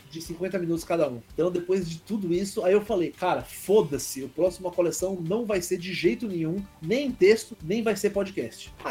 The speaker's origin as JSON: {"language": "Portuguese", "country": "Brazil", "accent": "half Northeastern, half Paulista", "said": "Eu, eu tenho uma fala meio enrolada, meio apressada, um sotaque meio nordestino, meio paulista, que, que é um um horror de ouvir."}